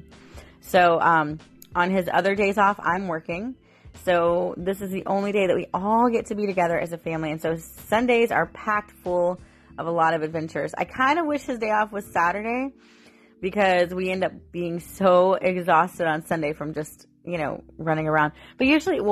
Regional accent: St. Petersburg, Florida, United States; I was born in St. Petersburg. And so Lari Park Zoo and Busch Gardens were like staples for me when I was growing up.

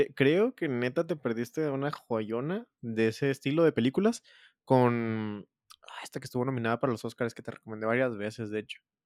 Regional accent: Mexico; como mexicano

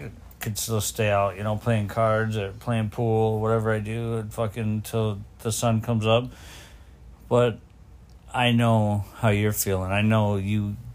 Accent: Detroit, Michigan, United States; I was growing up in Detroit

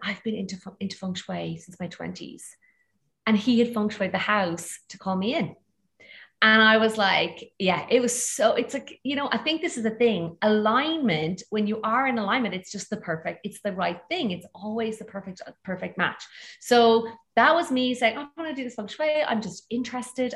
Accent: Ireland; accent: Irish; moved away as an adult; also born or lived in Bali / Greece; you'll hear from my accent, I'm actually originally Irish

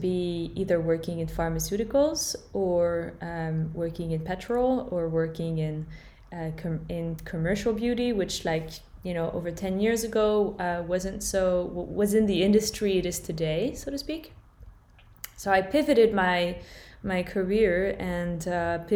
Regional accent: France; moved away as an adult; also born or lived in California, United States / London, United Kingdom / Berlin, Germany; I was born and raised in France, although I spent quite a few years living in California as a child

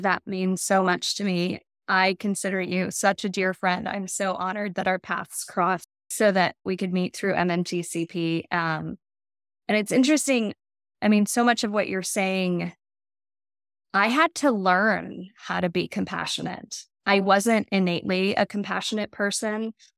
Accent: Colorado, United States; moved away as an adult; I grew up in Colorado.

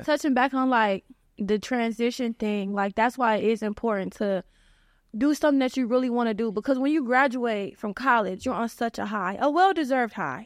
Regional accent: Cleveland, Ohio, United States; I'm from the Cleveland area.

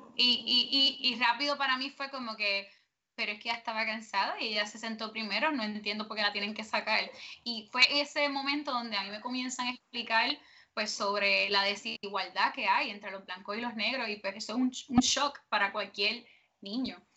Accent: Puerto Rico; nosotros como puertorriqueños

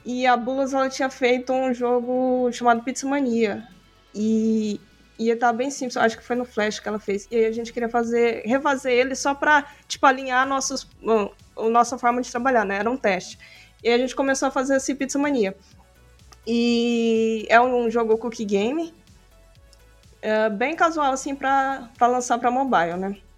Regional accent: Aparecida de Goiânia, Goiás, Brazil; now in Goiânia, Brazil; eu sou natural, na verdade, de Aparecida de Goiânia, que é uma cidade meio que na região metropolitana de Goiânia, Goiás.

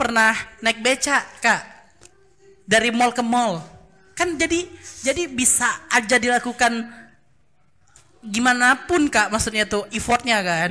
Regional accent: Baturaja, South Sumatra, Indonesia; moved away; kami kan dari Baturaja

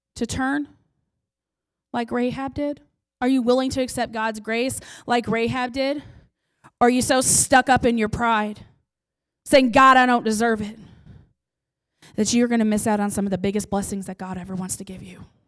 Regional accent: Bosworth, Missouri, United States; moved away as an adult; now in Chillicothe, United States; I grew up in Bosworth

